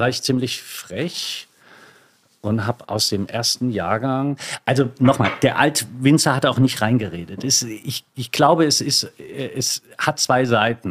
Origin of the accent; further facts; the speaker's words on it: Lower Moselle, Rhineland-Palatinate, Germany; da wo ich groß geworden bin, an der Mosel